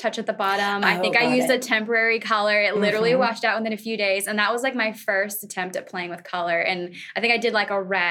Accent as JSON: {"language": "English", "region": "Florida", "country": "United States", "tie": "born or raised there", "said": "Well, I'm a Florida girl. I was born and raised in Florida"}